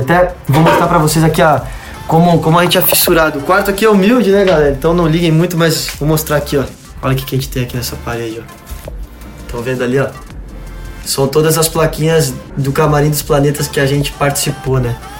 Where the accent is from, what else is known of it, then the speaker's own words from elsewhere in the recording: Rio Grande do Sul, Brazil; Minha família é toda do Rio Grande do Sul. Eu nasci no Rio Grande do Sul